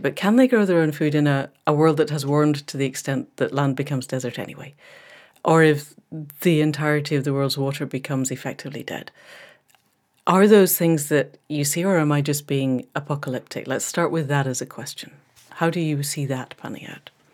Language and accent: English; Scotland, United Kingdom; moved away; a fellow Scot